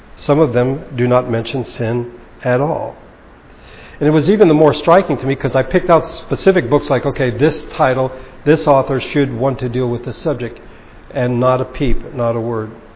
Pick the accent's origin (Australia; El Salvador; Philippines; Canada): Philippines; Baguio, Cordillera Administrative Region; a Bible study in my hometown in Baguio